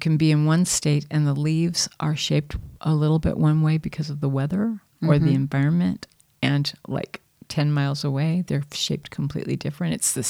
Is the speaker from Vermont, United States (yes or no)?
no; San Diego, California, United States; also born or lived in all over; I'm from San Diego. Well, I'm from all over, but I lived most of my, you know, teen years and young adult years in San Diego, and my family settled there.